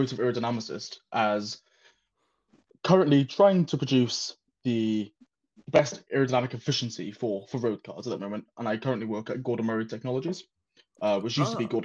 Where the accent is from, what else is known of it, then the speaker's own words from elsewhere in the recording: Wales, United Kingdom; moved away as an adult; also born or lived in Shalford, Surrey; now in Surrey, United Kingdom; I'm originally from Wales. So I've had to move to England for work. I grew up in a very small town in Wales